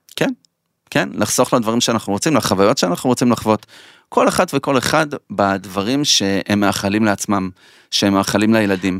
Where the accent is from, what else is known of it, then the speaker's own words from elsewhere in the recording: Petah Tikva, Central District, Israel; גדלנו בשכונה לא טובה, בדאונטאון פתח תקווה